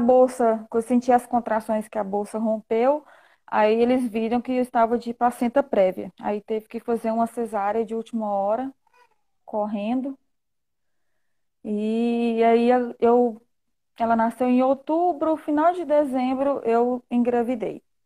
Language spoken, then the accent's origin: Portuguese; Goiânia, Goiás, Brazil; eu sou de Goiânia